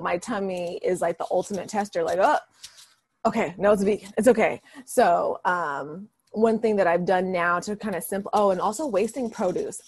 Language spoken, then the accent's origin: English; Vallejo, California, United States; that's my hometown you know, I was raised in Vallejo, went to elementary to high school there